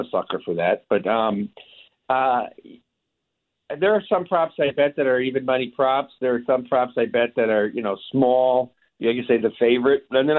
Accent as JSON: {"language": "English", "region": "Iowa", "country": "United States", "said": "I'm from Iowa."}